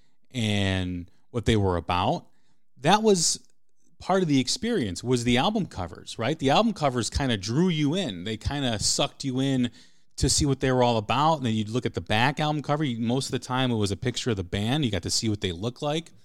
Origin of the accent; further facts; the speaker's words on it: outside of Chicago, Illinois, United States; growing up outside of Chicago